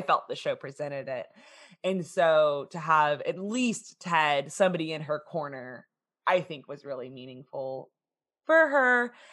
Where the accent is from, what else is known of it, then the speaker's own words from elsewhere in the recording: Texas, United States; we're from Texas